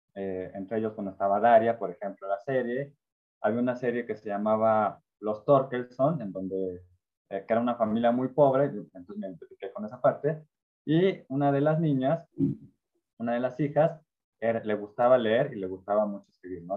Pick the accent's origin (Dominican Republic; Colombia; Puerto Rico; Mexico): Mexico; Orizaba, Veracruz; crecí en Orizaba, Veracruz, que era una ciudad pues, chiquita